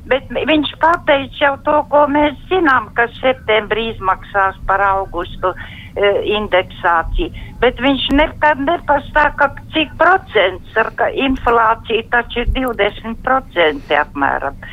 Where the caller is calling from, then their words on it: Latvia; Šeit es no Latvijas pir, pirmo reizi jums zvanu.